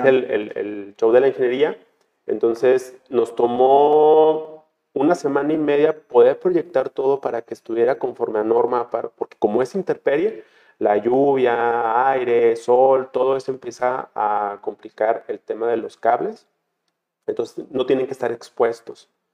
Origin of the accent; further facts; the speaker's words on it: Guadalajara, Jalisco, Mexico; Yo nací en Guadalajara